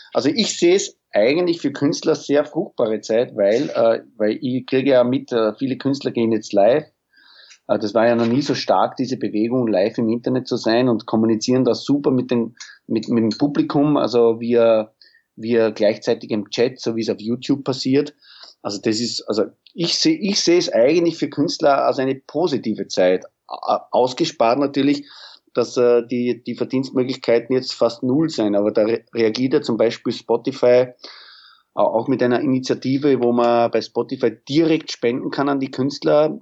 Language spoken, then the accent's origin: German; Pinkafeld, Burgenland, Austria; in Pinkerfeld, in meiner Heimatstadt, also wo meine Eltern und meine Schwestern und ich wohne